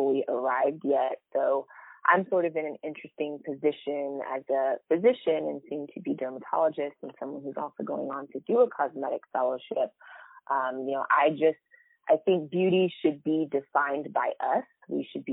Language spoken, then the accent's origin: English; Marietta, Georgia, United States; I grew up in Marietta, Georgia. It's right outside of Atlanta